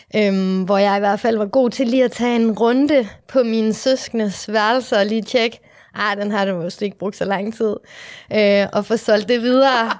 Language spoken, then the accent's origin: Danish; Aalborg, North Denmark Region, Denmark; moved away as an adult; also born or lived in Vietnam; now in Copenhagen, Denmark; Jeg er fra Aalborg.